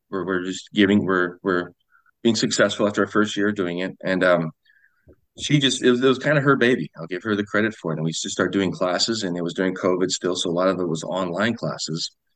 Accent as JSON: {"language": "English", "town": "Sioux Falls", "region": "South Dakota", "country": "United States", "tie": "born or raised there", "said": "I'm from Sioux Falls, South Dakota. Um, I was born and raised here."}